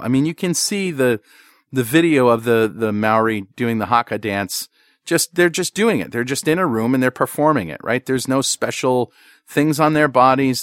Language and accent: English; hometown where Electric Boat is, Connecticut, United States; in my hometown